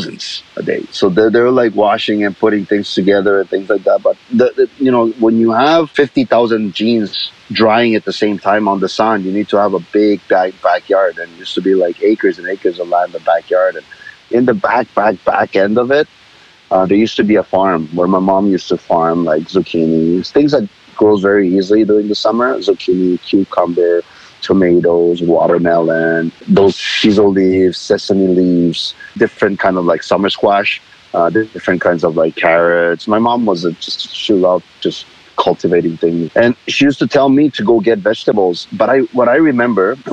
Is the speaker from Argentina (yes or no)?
yes; Argentina; English is a second language; now in Canada; I was born in Argentina as a Korean Argentinian